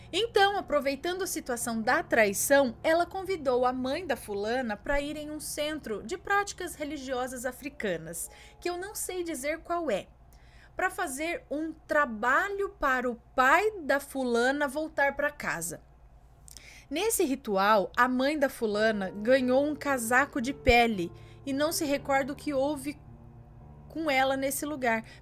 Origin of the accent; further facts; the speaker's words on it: Rio de Janeiro, Brazil; Bom, tenho 25 anos, sou do Rio de Janeiro